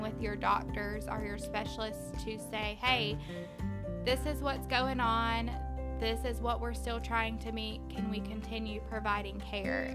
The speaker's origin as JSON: {"language": "English", "town": "Live Oak", "region": "Florida", "country": "United States", "tie": "born or raised there", "said": "I am born and raised in Live Oak, Florida. I have lived here my whole life"}